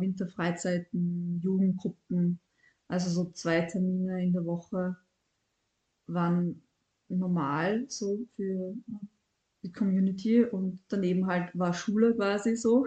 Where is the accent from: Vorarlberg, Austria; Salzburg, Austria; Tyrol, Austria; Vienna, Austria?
Vienna, Austria; Ich bin in Wien aufgewachsen